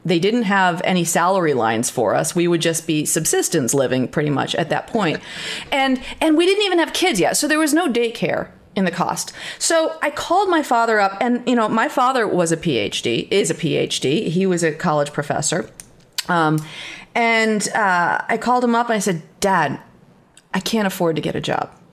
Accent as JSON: {"language": "English", "area": "northern Catskills", "region": "New York", "country": "United States", "tie": "born or raised there", "said": "I had grown up on a farm, as you said, on, in the northern Catskills"}